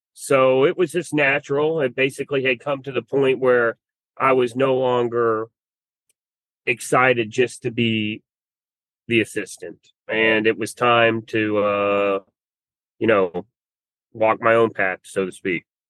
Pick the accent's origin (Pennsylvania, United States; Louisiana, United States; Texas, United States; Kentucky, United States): Kentucky, United States; Louisville; I'm born and raised in Louisville.